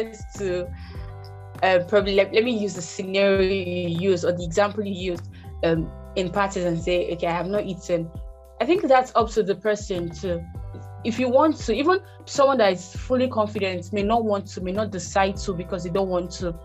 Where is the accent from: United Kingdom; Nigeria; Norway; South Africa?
Nigeria; Rivers State; I'm from Nigeria, River State to be precise